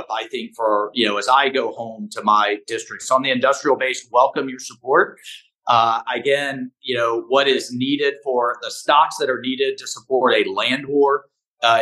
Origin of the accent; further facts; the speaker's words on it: Florida, United States; I'm from Florida